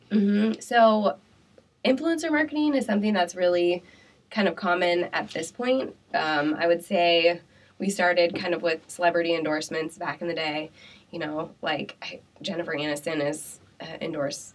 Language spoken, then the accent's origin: English; Pella, Iowa, United States; now in Des Moines, United States; I'm from Pella